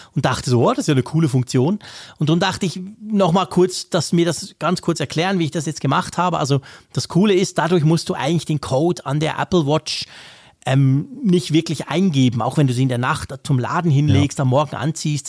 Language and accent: German; Bern, Switzerland; accent: Bernese Swiss German; first language Swiss German; ich bin Bern, also wir sprechen mit unserem komischen Dialekt